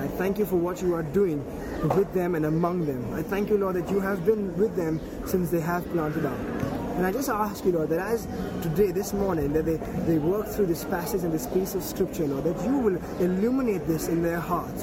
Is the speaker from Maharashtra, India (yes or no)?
yes; Mumbai, Maharashtra, India; I'm from Mumbai, India